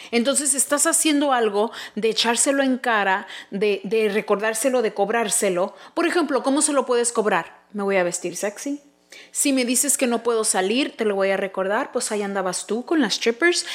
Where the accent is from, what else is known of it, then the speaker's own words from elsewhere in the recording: United States; somos México americanos súper orgullosos de tener descendencia mexicana, pero también americana